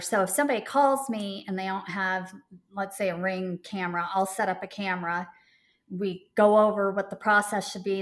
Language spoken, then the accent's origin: English; Portland, Oregon, United States; moved away as an adult; now in Charlotte, United States; I grew up there and it was the first time really truly moving away from my home state